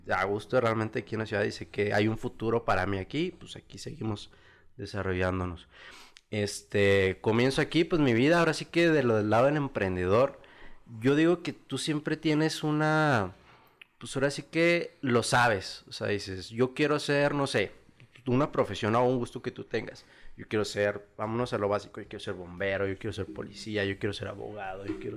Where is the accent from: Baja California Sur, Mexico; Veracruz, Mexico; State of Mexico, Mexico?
State of Mexico, Mexico; born there; Eh, pues comienzo, pues ahora sí que desde el inicio, desde mi niñez, yo nací en el Estado de México